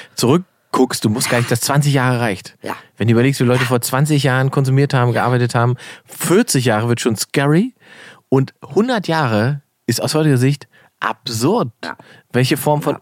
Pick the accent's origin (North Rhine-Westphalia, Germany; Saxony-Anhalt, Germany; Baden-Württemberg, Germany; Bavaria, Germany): Saxony-Anhalt, Germany; Salzwedel; moved away; nach Salzwedel gefahren, wo ich herkomme